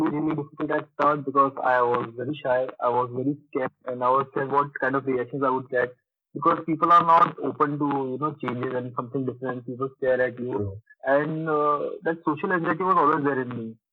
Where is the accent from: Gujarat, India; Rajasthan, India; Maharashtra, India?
Maharashtra, India; Nagpur; also born or lived in Dubai; now in Pune, India; I am basically from Nagpur, but uh, most of my life I have stayed in Dubai and basically from the last five years I'm here in Pune.